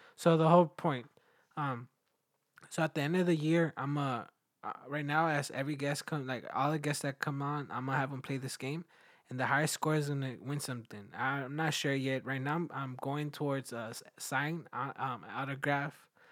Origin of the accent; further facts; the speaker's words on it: Mexico; moved away; also born or lived in United States; I was born in the U S, but I was raised in Mexico